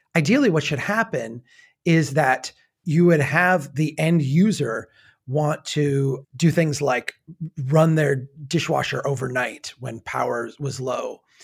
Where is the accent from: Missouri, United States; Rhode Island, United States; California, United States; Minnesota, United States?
Minnesota, United States; Brainerd; my hometown has its own electric grid